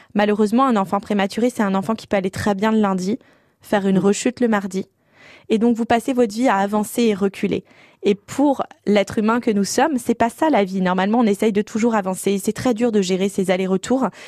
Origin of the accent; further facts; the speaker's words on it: Paris, Île-de-France, France; je suis parisienne et j'étais à Chambéry